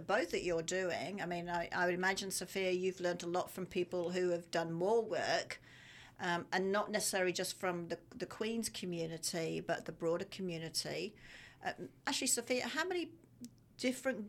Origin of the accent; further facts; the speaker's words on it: Australia; I am Australian.